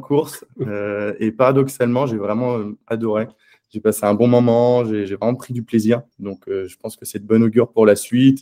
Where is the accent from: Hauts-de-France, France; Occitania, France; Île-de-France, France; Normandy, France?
Normandy, France; Caen; moved away as an adult; also born or lived in Angers; Je suis originaire de Normandie. Euh, j'ai grandi pendant 18 ans à Caen.